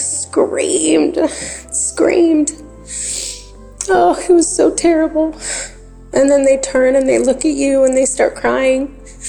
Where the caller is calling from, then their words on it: Grand Coulee, Washington, United States; I'm calling from Grand Coulee, Washington.